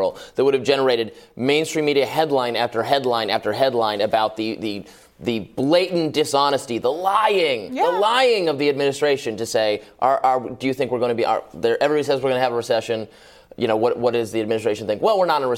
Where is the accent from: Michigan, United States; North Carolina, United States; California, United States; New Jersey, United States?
Michigan, United States; I'm from Michigan.